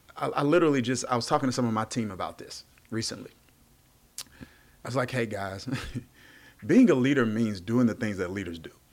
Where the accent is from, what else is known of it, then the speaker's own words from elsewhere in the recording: Mississippi, United States; I grew up in Mississippi